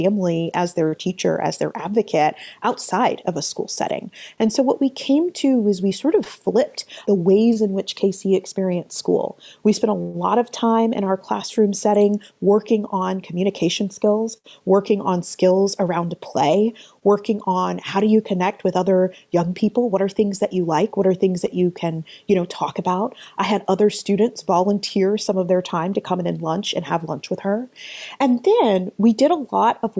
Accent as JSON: {"language": "English", "town": "Atlanta", "region": "Georgia", "country": "United States", "tie": "born or raised there", "said": "I started my career as a special education teacher in my hometown of Atlanta"}